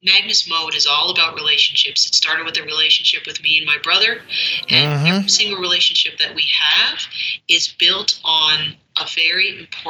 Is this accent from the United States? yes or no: no; Canada; I'm Canadian